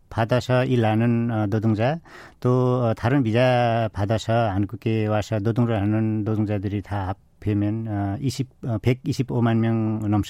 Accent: Nepal; Korean is a second language; moved away as an adult; now in South Korea; 네팔 사람입니다

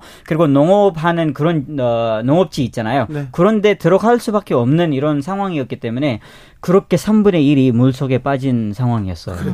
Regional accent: northern Pakistan, Pakistan; now in South Korea; 제가 파키스탄 북쪽에서 와가지고 우리는 눈이 많이 오지

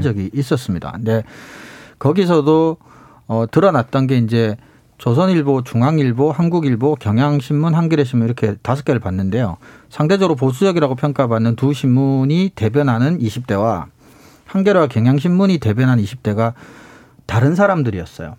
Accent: South Korea; 제가 이제 시골에서 나고 자랐기 때문에

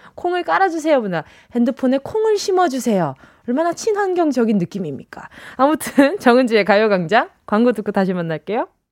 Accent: Busan, South Korea; moved away; 고향이 부산이다

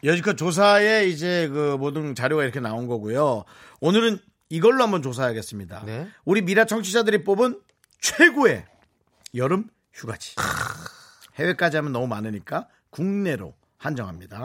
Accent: Gangwon, South Korea; 저도 뭐 강원도 사람들이고

